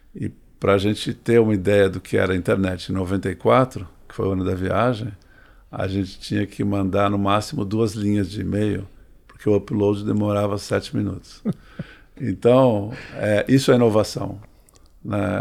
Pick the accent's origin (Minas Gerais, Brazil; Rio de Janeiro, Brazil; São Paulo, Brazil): São Paulo, Brazil; Santos; now in São Paulo, Brazil; quando era criança, nós morávamos em Santos